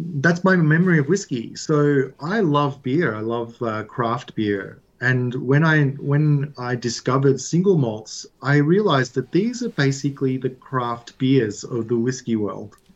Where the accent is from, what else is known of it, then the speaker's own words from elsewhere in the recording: Australia; I grew up in Australia, but my family is Italian